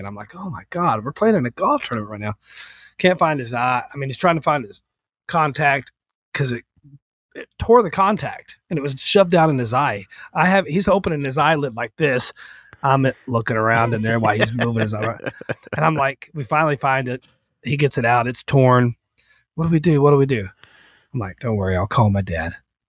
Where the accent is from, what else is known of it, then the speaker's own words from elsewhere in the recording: Vermont, United States; We grew up in Vermont